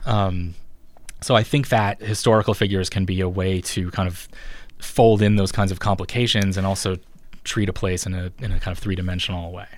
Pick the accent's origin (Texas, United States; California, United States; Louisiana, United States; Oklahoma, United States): Oklahoma, United States; Ponca City; I grew up in a town called Ponca City, Oklahoma